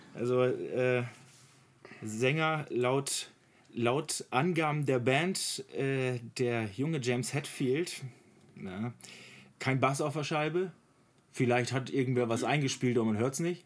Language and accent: German; Oldenburg, Lower Saxony, Germany; ich als Oldenburger